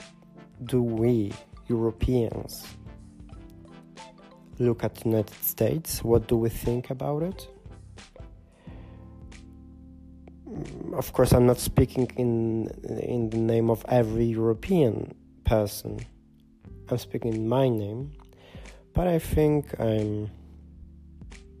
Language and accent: English; Poland; English is a second language; now in Germany; right now I'm in Germany, but originally I'm from Poland